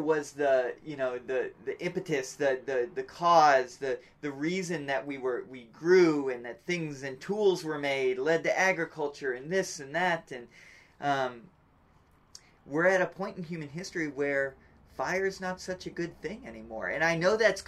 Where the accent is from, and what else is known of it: United States